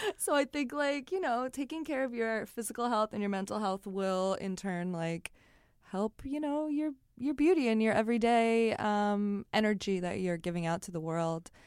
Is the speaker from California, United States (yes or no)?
no; New York City, New York, United States; I'm not speaking to anyone 'cause I'm a New Yorker